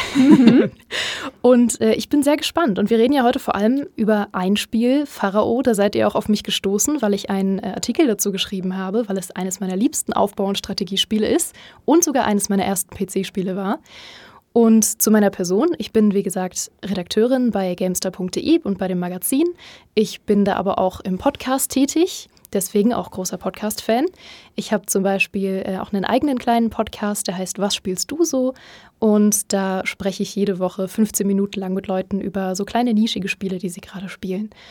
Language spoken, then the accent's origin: German; Berlin, Germany; damals noch in Berlin, wo ich herkomme